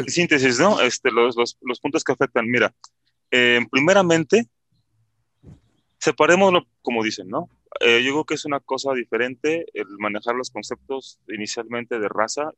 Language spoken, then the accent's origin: Spanish; Mexico; nosotros los mexicanos